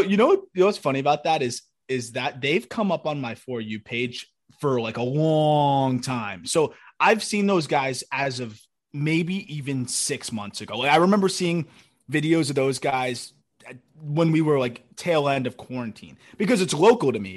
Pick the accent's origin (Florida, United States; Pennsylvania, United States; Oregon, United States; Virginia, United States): Florida, United States; South; I'm from Florida. Like, South Florida